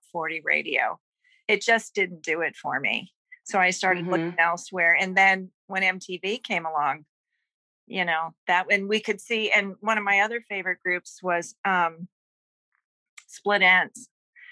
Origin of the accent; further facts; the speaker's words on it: Midwest, United States; I was one of these, you know, Midwestern American teenagers